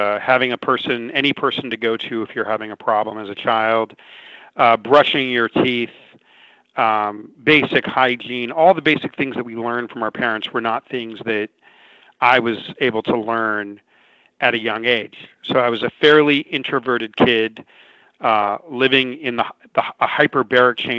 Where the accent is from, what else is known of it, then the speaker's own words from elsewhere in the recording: Los Angeles, California, United States; a kid that grew up in severe poverty, in and around down near downtown Los Angeles